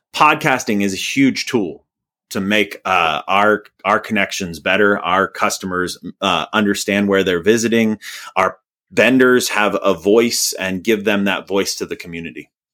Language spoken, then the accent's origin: English; Indiana, United States; I'm from Indiana